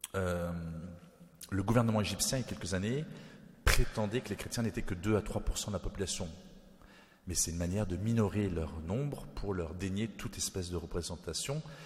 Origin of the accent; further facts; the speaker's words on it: New Caledonia; je suis né en Nouvelle-Calédonie